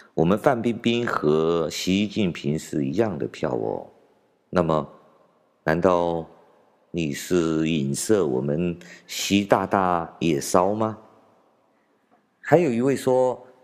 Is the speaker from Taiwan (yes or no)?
no; China; 我们中国人